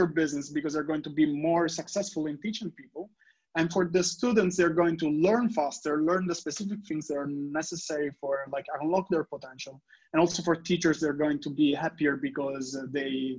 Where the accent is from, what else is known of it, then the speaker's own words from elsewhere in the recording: Italy; English is a second language; When I was in high school in Italy, many of my classmates, like, we're studying English